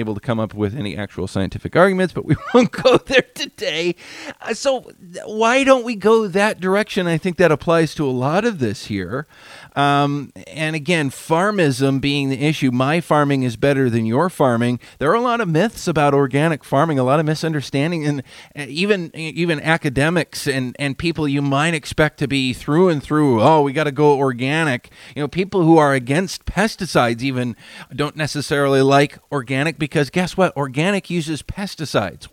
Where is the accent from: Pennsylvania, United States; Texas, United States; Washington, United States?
Washington, United States; I grew up in the Washington red raspberry industry